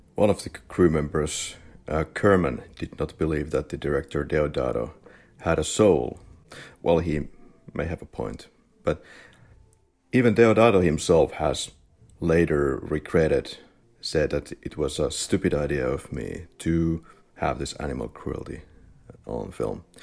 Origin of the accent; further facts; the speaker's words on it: Finland; now in Spain; I studied media, and I was born and raised, born and bred in Finland, and now I'm living in Spain